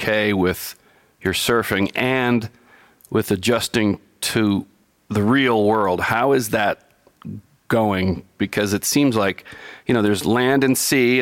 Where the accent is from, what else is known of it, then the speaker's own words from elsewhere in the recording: New York, United States; I'm from New York